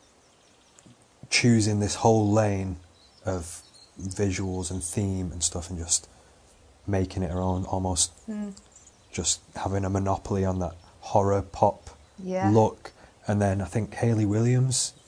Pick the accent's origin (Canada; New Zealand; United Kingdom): United Kingdom; Out towards Wigan, 25 minutes west of Manchester, North West England; now in Manchester, United Kingdom; My high school was called Hesketh Fletcher Church of England High School.